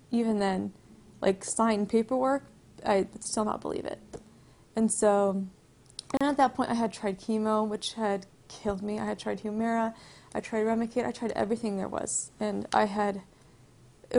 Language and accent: English; Bradbury, California, United States; I grew up around here in Bradbury, which is kind of by Duwardy area